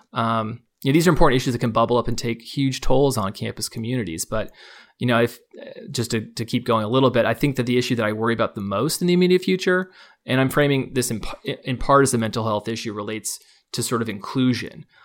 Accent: Palo Alto, California, United States; I grew up near Stanford University, um, Palo Alto, California

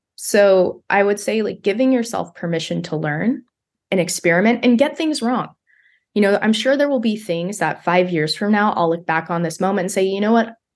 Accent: Bakersfield, California, United States; my hometown of Bakersfield

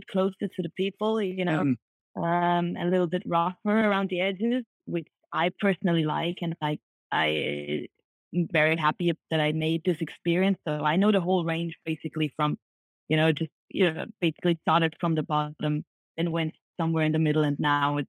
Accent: Vienna, Austria; moved away as an adult; now in Japan; I was basically working in Vienna. That's like my hometown.

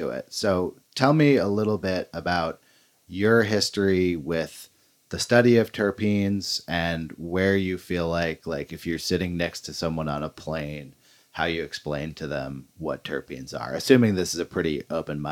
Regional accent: Berkeley, California, United States; moved away; I'm from Berkeley, California

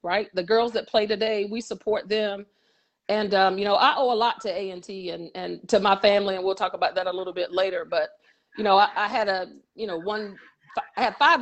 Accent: High Point, North Carolina, United States; I'm from High Point, so I graduated from T. Wingate Andrews High School in High Point

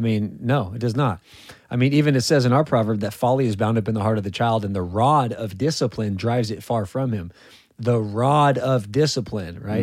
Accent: California, United States; moved away; I'm from California

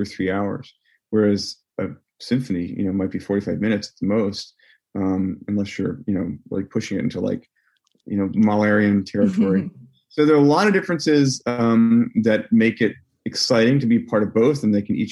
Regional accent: Virginia, United States; I grew up in Virginia, so definitely not as cultured a place in terms of music as, you know, someplace in New York or like Los Angeles

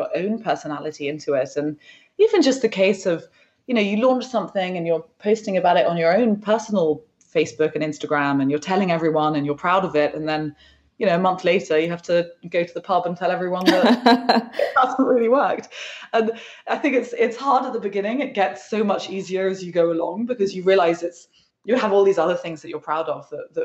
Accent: London, United Kingdom; also born or lived in West Sussex; I grew up in London, and most of my friends are in London

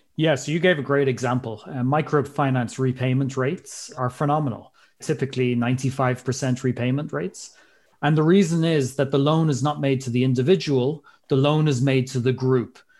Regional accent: Ireland; moved away as an adult; also born or lived in Switzerland / Kenya; as you might be able to tell from my accent, I'm from Ireland originally.

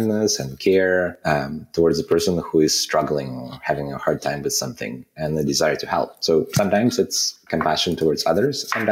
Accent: Kazakhstan; moved away as an adult; also born or lived in Soviet Union; now in Canada; I was born in a country that doesn't exist anymore, in the Soviet Union. And then I spent, a big portion of my formative years in Kazakhstan.

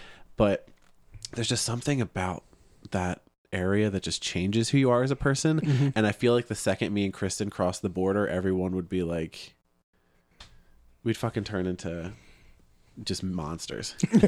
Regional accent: Philadelphia, Pennsylvania, United States; I'm from Philadelphia.

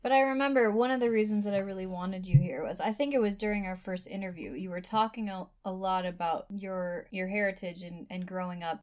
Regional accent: United States; you're an American like me

